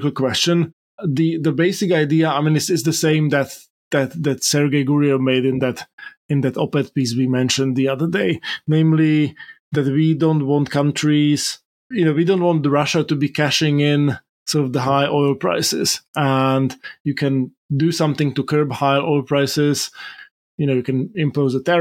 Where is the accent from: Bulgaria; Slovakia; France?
Slovakia; my home country of Slovakia